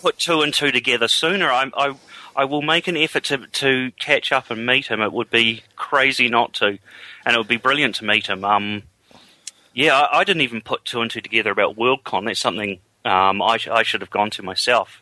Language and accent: English; England, United Kingdom; now in New Zealand; I'm actually from England